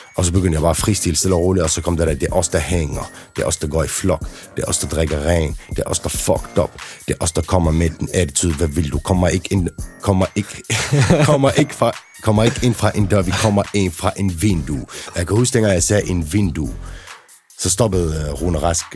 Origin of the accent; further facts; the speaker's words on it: Denmark; der, hvor jeg voksede op i Trillegården